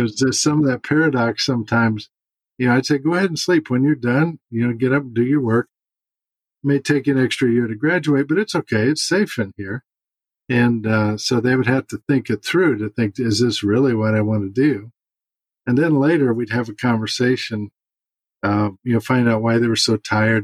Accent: St. Louis, Missouri, United States; moved away; St. Louis in about two weeks, which is my hometown

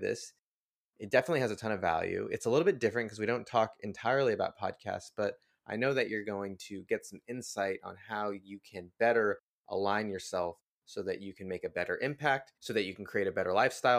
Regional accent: Southern California, United States; I grew up in Southern California

